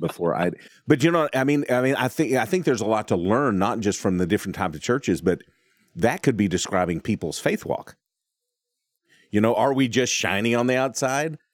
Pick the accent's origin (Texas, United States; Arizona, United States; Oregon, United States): Texas, United States; I'm from Texas.